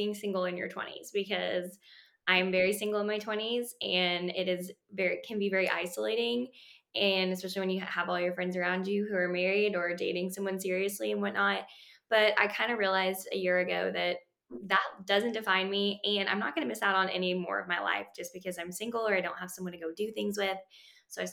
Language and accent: English; Denver, Colorado, United States; moved away as an adult; also born or lived in Australia; now in Arkansas, United States; I was born in Australia. That's where my parents are, or my dad is from. My mom is from Switzerland. When I was younger, we moved to Denver, Colorado. So I spent time growing up in Denver